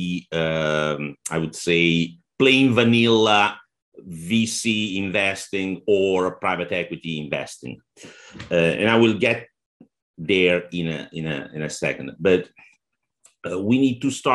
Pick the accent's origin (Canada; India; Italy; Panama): Italy; accent: Italian; English is a second language; moved away; also born or lived in Oman; Italy, which is my home country